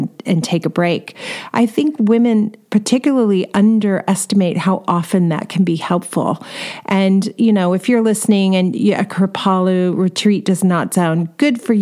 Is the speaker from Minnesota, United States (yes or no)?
no; California, United States; I'm from California